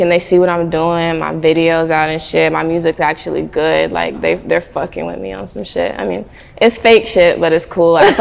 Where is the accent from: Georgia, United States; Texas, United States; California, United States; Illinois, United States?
Georgia, United States; Atlanta; I grew up in the south side of Atlanta